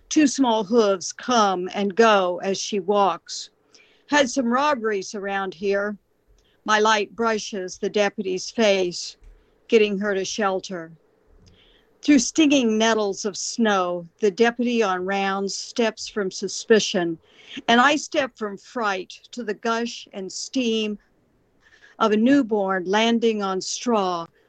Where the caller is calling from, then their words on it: Southwest Missouri, United States; I'm calling from Southwest Missouri